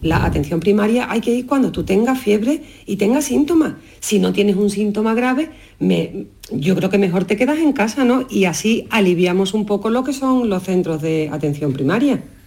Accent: Jerez de la Frontera, Andalusia, Spain; moved away; desde Jerez, ya en mi tierra pasando unos días de Navidad

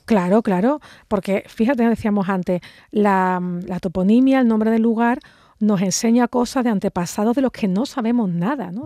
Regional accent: Andalusia, Spain; nuestra forma de hablar

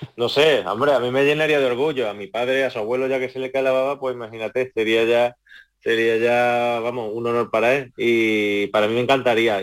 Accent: Córdoba, Andalusia, Spain; allí en mi tierra

